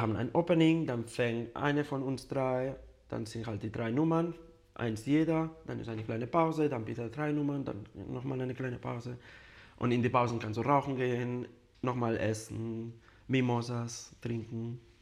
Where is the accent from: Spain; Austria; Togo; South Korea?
Spain; German is a second language; now in Munich, Germany; Ich komme aus Spanien, aus einem kleines Dorf und da kennt man sich jeder